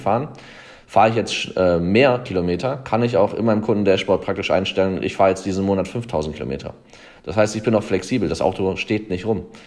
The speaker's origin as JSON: {"language": "German", "area": "the Würzburg area", "region": "Bavaria", "country": "Germany", "said": "hier in Würzburg. Ich komme eigentlich aus der Gegend"}